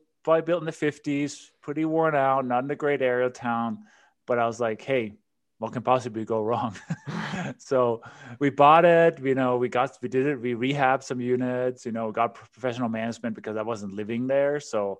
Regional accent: Denmark; English is a second language; moved away as an adult; So as you can probably hear from my accent and my name, I wasn't born in this country. And you mentioned in the intro, you know, I immigrated from Denmark, quite a long time ago, 25 years ago.

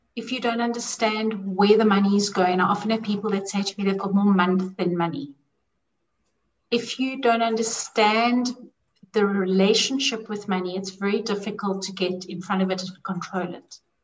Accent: South Africa; I had my own issues with money growing up in South Africa, growing up with a lot of poverty

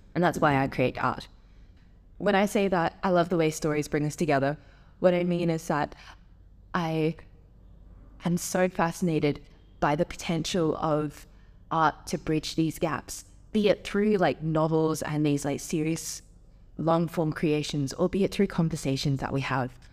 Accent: Adelaide, South Australia, Australia; moved away as an adult; I grew up in Adelaide, like I was born there, raised there, lived in the same like house until I went to Minerva

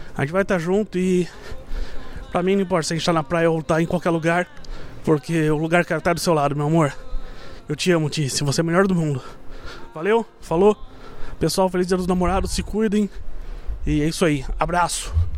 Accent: São Paulo, Brazil; also born or lived in Santa Catarina; voltei para São Paulo, que é minha cidade de origem

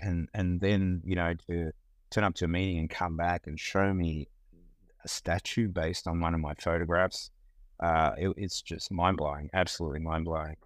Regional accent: Melbourne, Victoria, Australia; born or raised there; moved away as an adult; now in United States

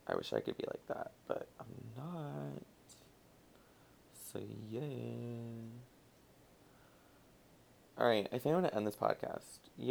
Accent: Florida, United States; I'm from Florida

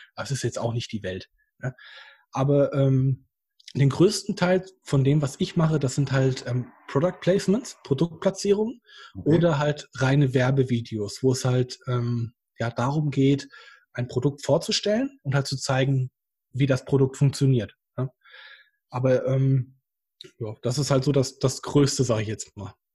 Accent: Hesse, Germany; now in Bad Oeynhausen, Germany; ich komme ja ursprünglich aus Hessen und gar nicht hier aus der Ostwestfalen-Region

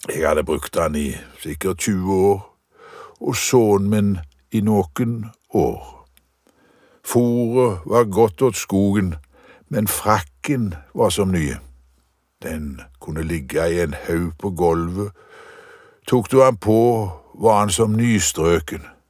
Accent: Visnes, Rogaland, Norway; huset jeg vokste opp i på Visnes

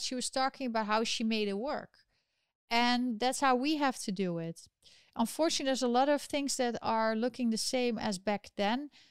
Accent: Netherlands; now in New York, United States; my home country of the Netherlands

